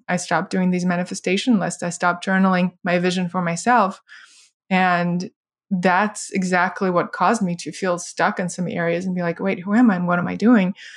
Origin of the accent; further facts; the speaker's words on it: Russia; moved away; I grew up in Soviet, post-Soviet Russia